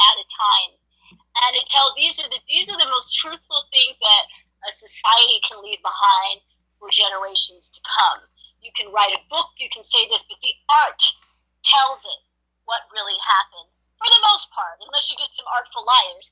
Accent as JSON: {"language": "English", "town": "New York City", "region": "New York", "country": "United States", "tie": "born or raised there", "said": "I grew up in Manhattan. I grew up in New York."}